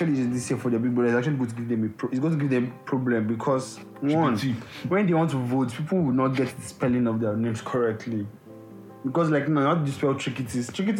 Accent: Lagos, Nigeria; I was born and raised in Lagos.

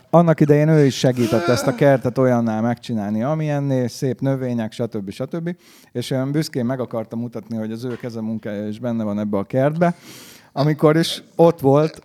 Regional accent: Hungary; én is, mint magyar

